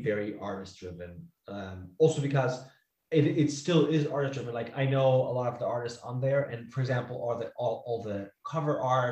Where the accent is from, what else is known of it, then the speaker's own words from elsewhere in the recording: Switzerland; first language Italian; English is a second language; moved away; my mother tongue is actually Italian. We're Swiss Italian, Swiss from the Italian side